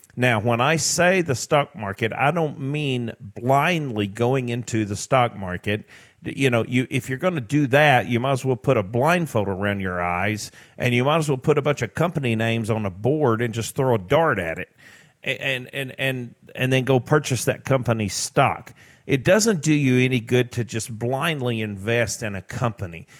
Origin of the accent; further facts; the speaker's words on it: Tennessee, United States; I grew up in Tennessee on a farm